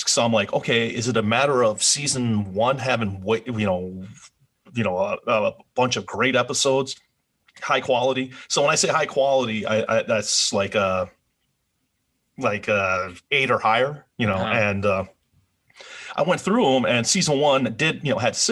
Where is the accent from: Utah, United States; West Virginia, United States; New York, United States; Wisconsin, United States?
Wisconsin, United States; I grew up in Wisconsin